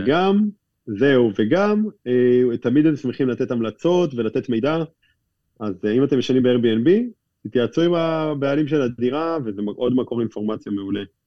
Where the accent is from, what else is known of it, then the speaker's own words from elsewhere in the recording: Israel; אנחנו מגיעים מישראל